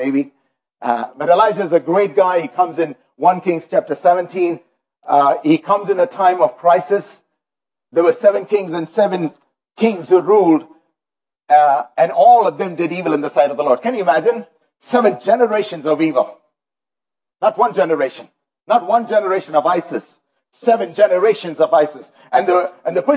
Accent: India; now in Canada; I grew up in India

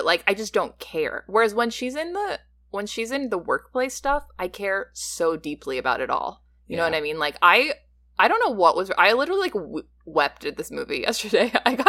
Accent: Midwest, United States; I don't know. I'm from the Midwest.

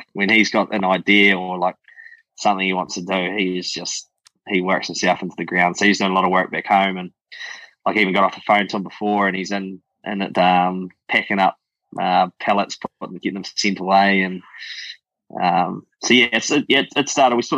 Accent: Gore, Southland, New Zealand; also born or lived in Seaward Downs, Southland; Grew up in Gore. We grew up on a dairy farm, so parents were dairy farmers. Grew up in this place just below Edendale called Seward Downs

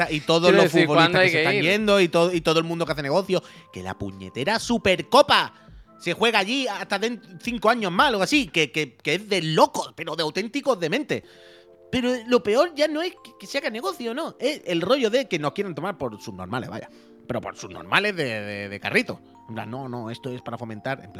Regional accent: Santander, Cantabria, Spain; Yo soy de Santander

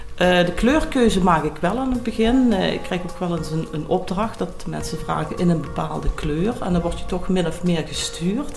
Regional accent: Noorbeek, Limburg, Netherlands; now in Mesch, Netherlands; ik ben geboren in Noorbeek, oorspronkelijk.

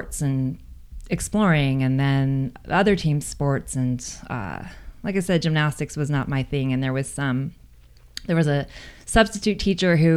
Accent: San Diego, California, United States; I grew up in San Diego, North County.

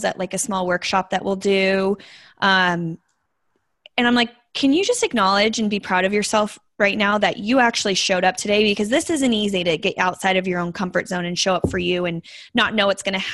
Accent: Las Vegas, Nevada, United States; I'm born and raised in Las Vegas. That's my hometown

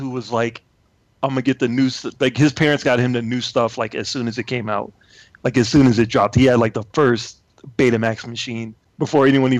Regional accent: Chicago, Illinois, United States; I grew up in Chicago

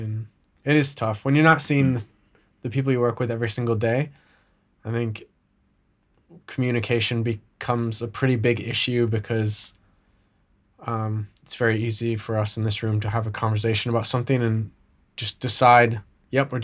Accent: Michigan, United States; moved away as an adult; now in Australia; I'm from Michigan

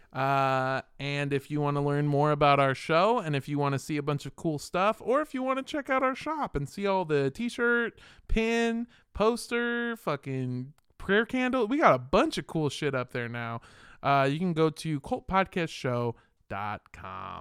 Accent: California, United States; I grew up in California

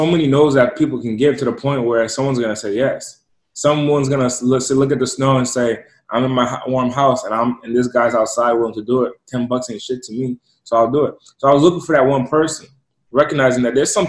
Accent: East Coast, United States; moved away; So I'm originally from the East Coast, and I'm from an impoverished area

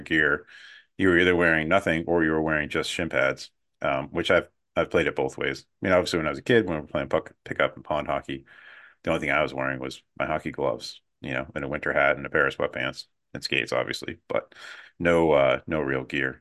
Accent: New Hampshire, United States; I've played a ton of pond hockey and pickup hockey as a kid growing up in New Hampshire

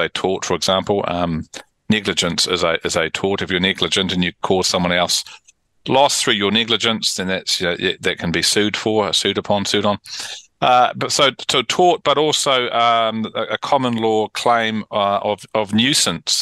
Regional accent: Auckland, New Zealand; I was a boy growing up in Auckland playing tennis in the summer

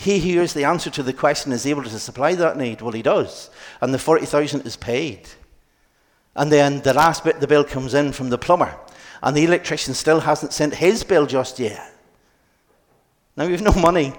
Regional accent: Ballymena, Northern Ireland, United Kingdom; now in Dublin, Ireland; I'm from Ballymena

